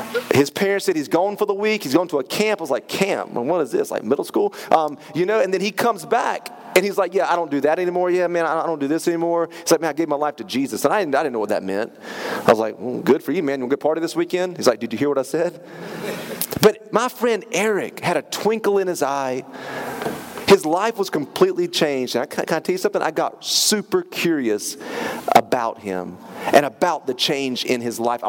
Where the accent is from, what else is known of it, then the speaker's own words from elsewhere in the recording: Turkey, North Carolina, United States; I grew up in Turkey, North Carolina.